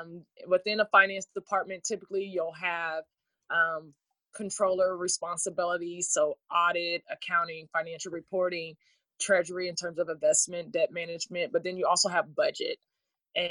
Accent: Junction City, Kansas, United States; I have a really good friend that works for Phillips 66, and we are both from Junction City, had the same teacher, took the same path in accounting

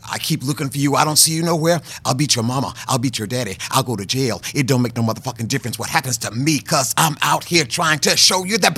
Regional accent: North Carolina, United States; born or raised there

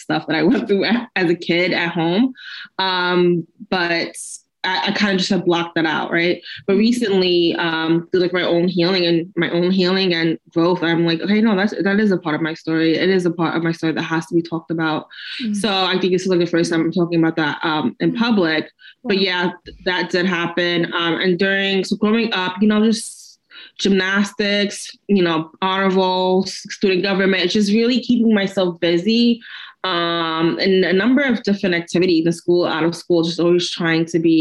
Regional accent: New York City, New York, United States; I grew up basically in New York City

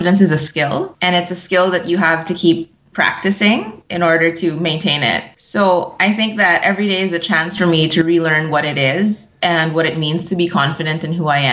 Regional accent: Philippines; I'm mostly Filipino, but I have a lot of European influences.

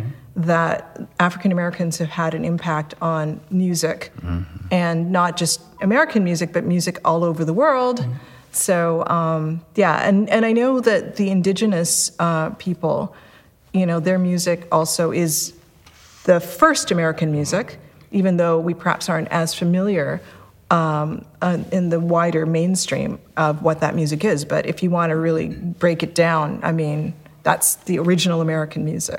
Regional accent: Canada; moved away as an adult; also born or lived in Jamaica; now in United States; I was born in Jamaica and lived in Canada until I was 20. I am a naturalized citizen, so I'm an immigrant

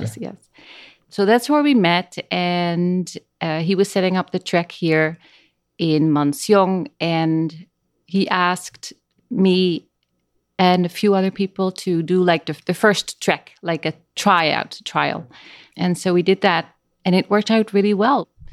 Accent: Netherlands; first language Dutch; English is a second language; moved away as an adult; now in Costa Rica; I was born in Holland, in the Netherlands

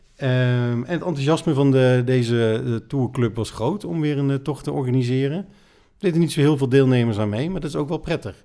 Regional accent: Netherlands; wij kunnen allemaal als Nederlanders eh, fietsen

